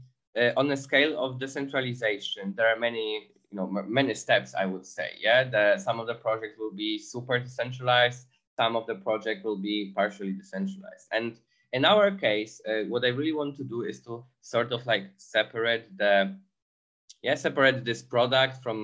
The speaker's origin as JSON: {"language": "English", "country": "Poland", "moved": "as an adult", "lives_now": "Berlin, Germany", "said": "Originally, I come from Poland, but 5 years ago, I decided to move to Berlin."}